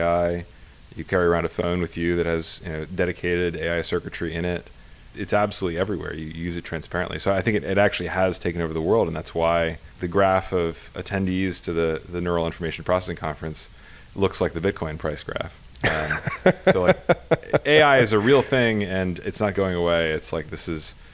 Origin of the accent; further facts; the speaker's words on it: Pennsylvania, United States; moved away as an adult; now in Bay Area, United States; I grew up in Pennsylvania, of all places.